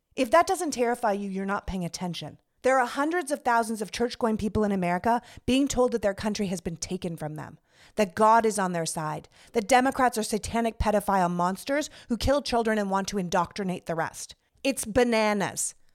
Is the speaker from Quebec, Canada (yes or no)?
no; Toronto, Ontario, Canada; moved away as an adult; also born or lived in Montreal, Canada / New York, United States; now in United States; I was born and raised in Canada. I'm from Toronto